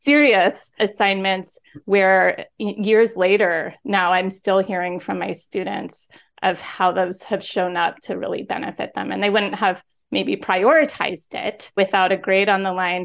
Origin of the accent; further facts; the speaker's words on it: San Diego, California, United States; also born or lived in Philadelphia; now in Los Angeles, United States; I'm from San Diego